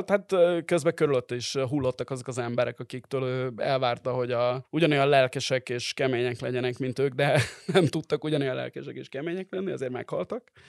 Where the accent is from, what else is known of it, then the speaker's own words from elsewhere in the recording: Hungary; majd én mondom, hogy magyar vagyok